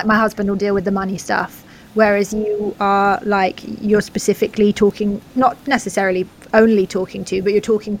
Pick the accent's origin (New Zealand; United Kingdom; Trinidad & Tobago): United Kingdom; England; also born or lived in Netherlands; as an English person